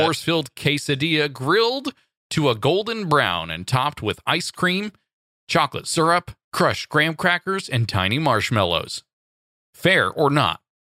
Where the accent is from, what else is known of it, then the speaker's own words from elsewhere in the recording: Santa Monica, California, United States; Santa Monica, my hometown turf-ish